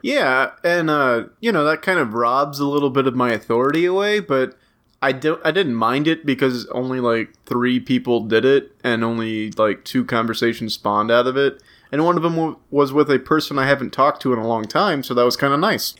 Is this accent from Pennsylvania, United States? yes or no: no; Louisiana parish, United States; the parish that I hail from declared a state of emergency on my birthday